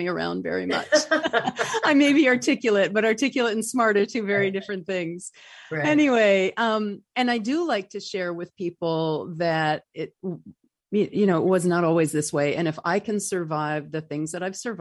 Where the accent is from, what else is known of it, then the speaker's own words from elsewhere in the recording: North Country, upstate New York, United States; moved away; I'm from the North Country